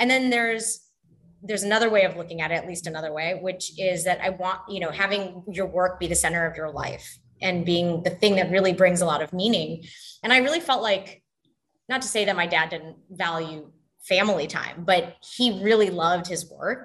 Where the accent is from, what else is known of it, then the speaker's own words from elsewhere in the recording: Canada; moved away; also born or lived in Texas / Bangladesh; I was born in Canada and grew up there. And then we moved to Texas.